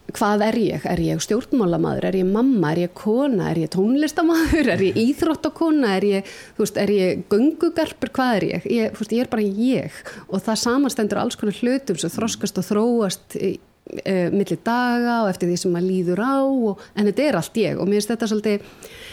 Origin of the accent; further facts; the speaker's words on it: Reykjavík, Capital Region, Iceland; moved away as an adult; also born or lived in Ólafsfjörður; ég er alveg upp í Reykjavík